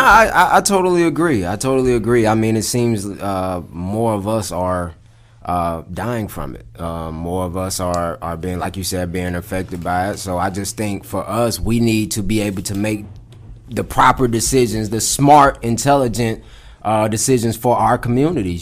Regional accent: Atlanta, Georgia, United States; I grew up on the south side of Atlanta, man. Specifically, I grew up uh, out in uh, Clayton County

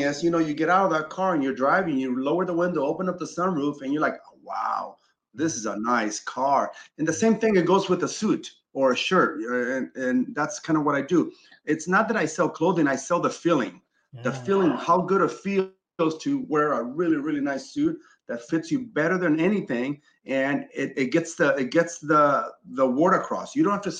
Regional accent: Chile; now in Los Angeles, United States; I'm from Chile originally, right? And I grew up very modest

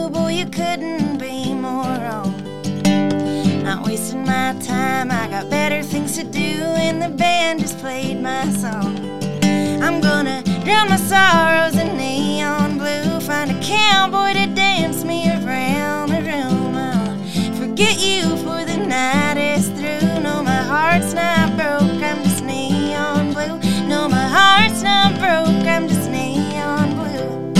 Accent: Canby, Oregon, United States; I wrote it about my hometown. I was born and raised in Canby, Oregon, and we only have two bars.

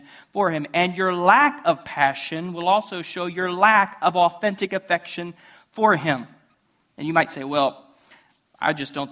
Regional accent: Ohio, United States; moved away; I'm from Ohio.

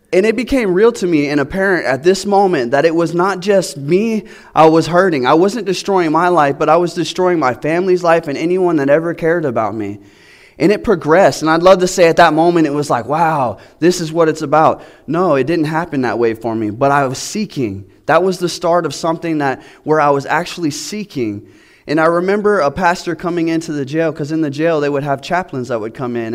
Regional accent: Florida, United States; now in Georgia, United States; I'm from Florida

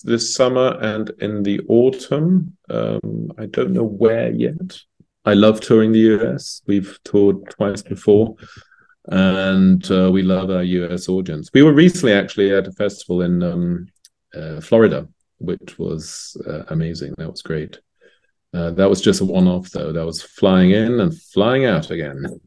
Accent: London, United Kingdom; now in Zurich, Switzerland; I was born and raised in England, in London.

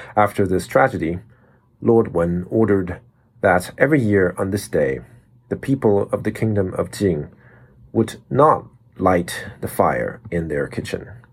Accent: Taiwan; we all had to learn as kids growing up in Taiwan

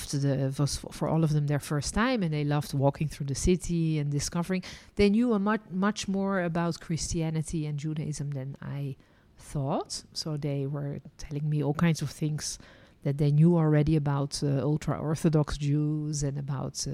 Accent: Netherlands; also born or lived in France; now in Israel; And I was born in Holland, then lived and worked as a licensed tour guide in France, and ended my journey living and working in Israel.

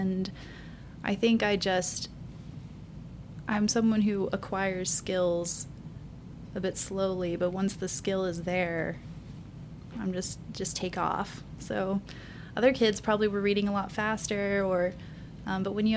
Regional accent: Little Rock, Arkansas, United States; moved away as an adult; also born or lived in Philadelphia; I am from Little Rock. I live in Hillsboro and always have, so I'm within walking distance of school

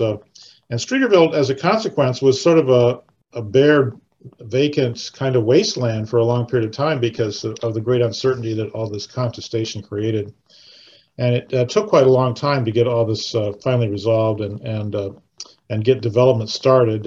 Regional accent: Iowa, United States; moved away as an adult; also born or lived in Evanston, Illinois; grew up in Iowa

